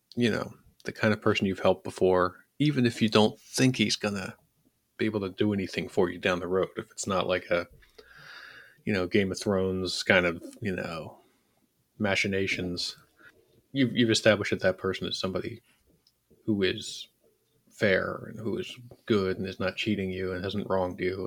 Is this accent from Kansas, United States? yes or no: no; Philadelphia, Pennsylvania, United States; I'm from Philly.